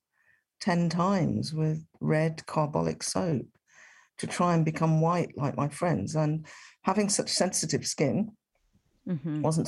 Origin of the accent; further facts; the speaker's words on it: Birmingham, West Midlands, United Kingdom; the answer I was giving, which was Birmingham